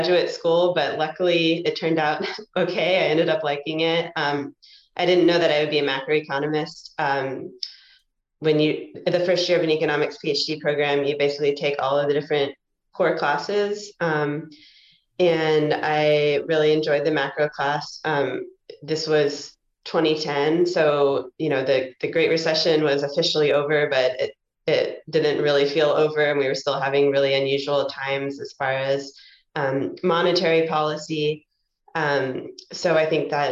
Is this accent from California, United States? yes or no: no; Kentucky, United States; moved away; also born or lived in Georgia; I grew up in Kentucky